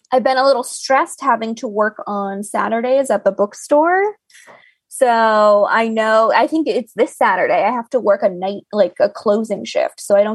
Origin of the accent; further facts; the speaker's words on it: Florida, United States; You don't have to explain to me what humidity is like. I am from Florida.